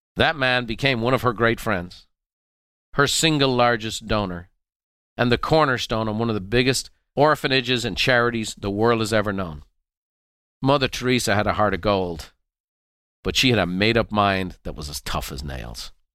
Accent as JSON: {"language": "English", "town": "Dublin", "region": "Leinster", "country": "Ireland", "tie": "born or raised there", "said": "our home that I grew up in Dublin"}